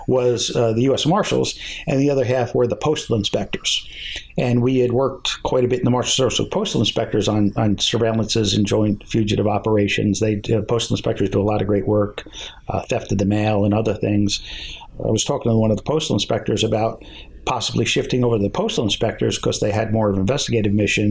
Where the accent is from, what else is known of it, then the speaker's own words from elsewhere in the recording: Harrison, New Jersey, United States; a few miles from where I grew up in Harrison, right down the street almost